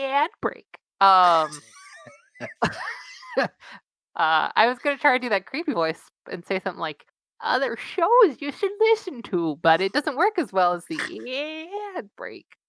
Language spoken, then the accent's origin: English; Southern California, United States; I'm from Southern California